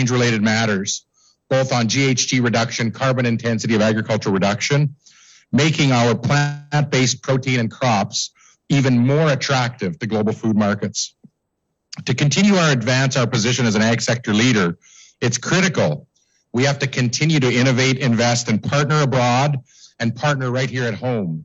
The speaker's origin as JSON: {"language": "English", "town": "Davidson", "region": "Saskatchewan", "country": "Canada", "tie": "born or raised there", "said": "when I was a child growing up in Davidson"}